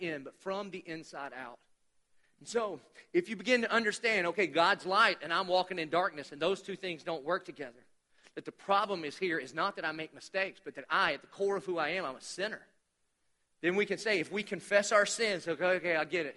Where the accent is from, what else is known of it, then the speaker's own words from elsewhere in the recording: Dillon, United States; I'm from Dillon